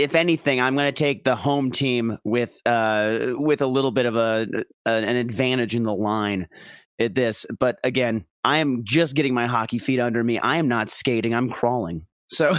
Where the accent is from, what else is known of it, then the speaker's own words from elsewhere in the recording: Minnesota, United States; a Minnesotan